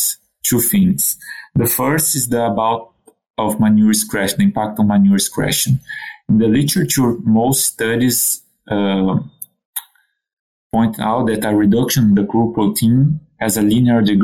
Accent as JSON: {"language": "English", "country": "Brazil", "tie": "born or raised there", "also_born_or_lived": "Quebec City, Canada", "moved": "as an adult", "lives_now": "Canada", "said": "I'm originally from Brazil, born and raised in a pig farm"}